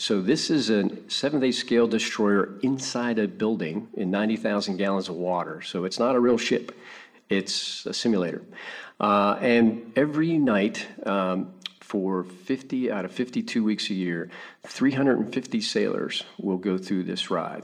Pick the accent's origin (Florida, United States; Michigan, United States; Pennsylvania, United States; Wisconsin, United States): Pennsylvania, United States; Pittsburgh; now in Orlando, United States; I grew up in Pittsburgh, Pennsylvania